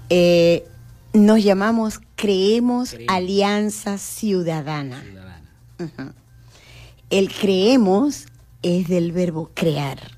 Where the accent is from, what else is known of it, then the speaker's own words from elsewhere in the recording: Venezuela; Y que al tener la identidad ya como venezolanos, nos llamamos ciudadanos venezolanos.